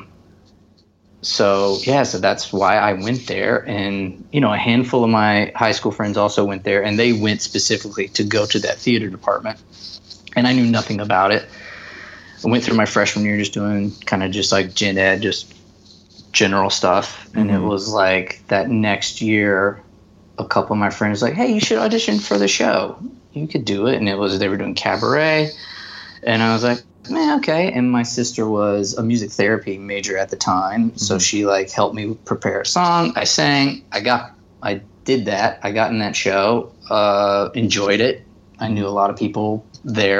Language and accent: English; Garner, North Carolina, United States; Garner at that time, my hometown